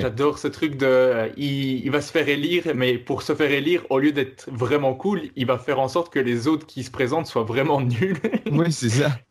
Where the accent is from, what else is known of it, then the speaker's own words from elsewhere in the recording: Belgium; also born or lived in Netherlands; Je suis belge, mais je, donne cours de, néerlandais